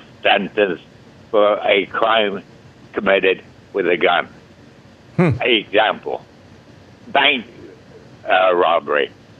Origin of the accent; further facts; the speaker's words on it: England, United Kingdom; now in Aberdeen, United States; I was born in England. When I left there, which is 50 years ago